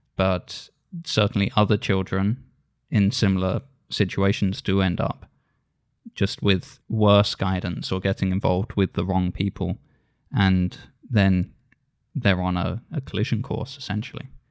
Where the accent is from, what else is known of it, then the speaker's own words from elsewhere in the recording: Isle of Wight, South East England, United Kingdom; I grew up on the Isle of Wight